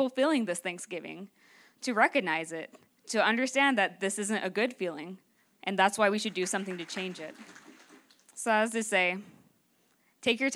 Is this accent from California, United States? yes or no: yes; Northern California, United States